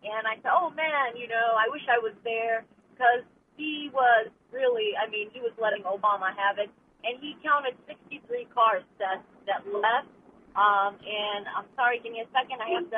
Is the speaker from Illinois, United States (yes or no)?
yes; Chicago, Illinois, United States; born there; from Chicago. I was born there.